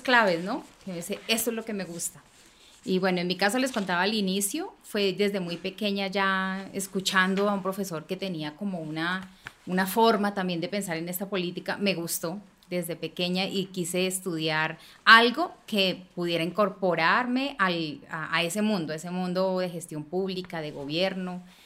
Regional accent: Bogotá, Colombia; una mujer bogotana, nací en el barrio de Kennedy

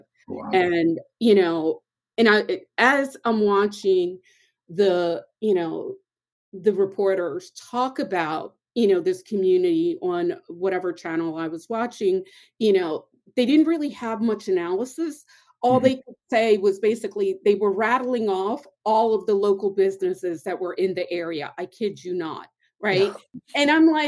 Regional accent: Philadelphia, Pennsylvania, United States; growing up in Southwest Philadelphia

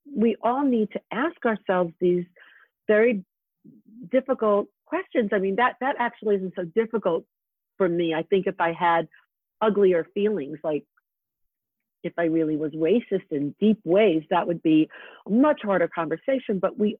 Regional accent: Freeport, New York, United States; moved away; Freeport near Jones Beach

